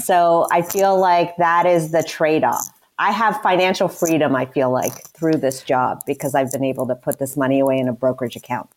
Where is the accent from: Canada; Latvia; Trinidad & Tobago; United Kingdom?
Canada; moved away; I am Canadian, so I went to school in Canada